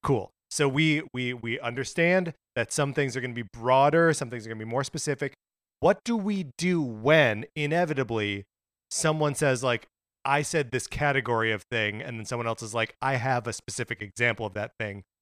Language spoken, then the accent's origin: English; United States; Mark and I are both, uh, American boys who grew up as American boys